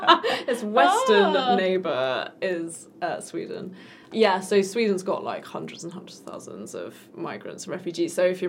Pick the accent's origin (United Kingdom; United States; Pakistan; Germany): United Kingdom; England; Which, as an English person, is like, wow. Yeah. Because in England, the people who speak languages are the children of migrants